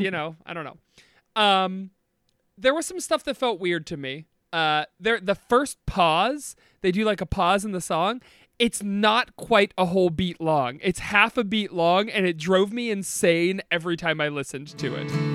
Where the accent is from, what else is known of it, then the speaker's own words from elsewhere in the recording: Northeast Ohio, United States; we are from Northeast Ohio